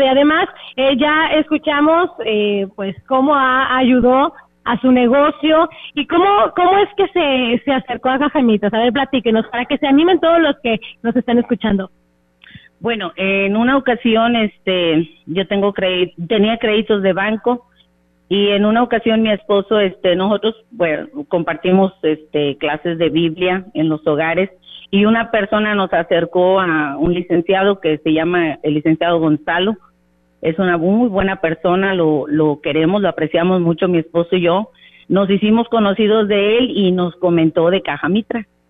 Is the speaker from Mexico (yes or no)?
yes; Ciudad Victoria, Tamaulipas, Mexico; Nosotros somos de Ciudad Victoria, Tamaulipas